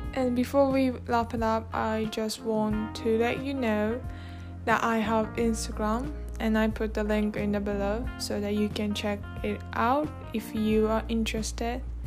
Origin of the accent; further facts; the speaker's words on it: Tokyo, Japan; English is a second language; 私 は 東 京 生 ま れ 東 京 育 ち